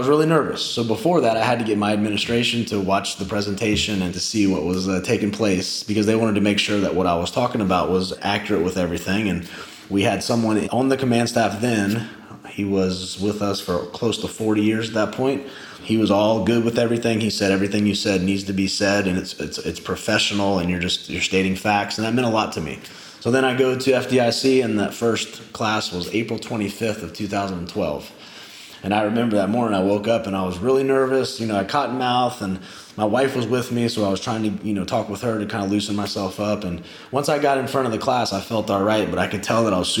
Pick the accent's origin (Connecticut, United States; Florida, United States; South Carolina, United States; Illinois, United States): South Carolina, United States; Charleston; I'm this guy from Charleston